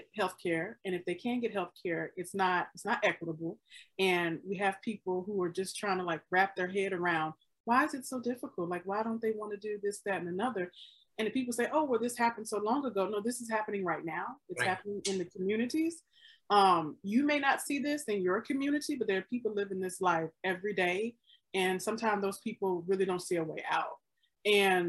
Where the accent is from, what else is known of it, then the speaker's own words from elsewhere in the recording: Mississippi, United States; now in Chicago, United States; I was born and raised in Mississippi.